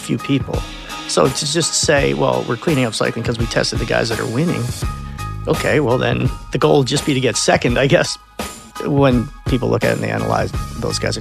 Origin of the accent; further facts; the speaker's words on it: Lancaster, Pennsylvania, United States; I grew up in Lancaster, Pennsylvania, as a Mennonite, fairly conservative family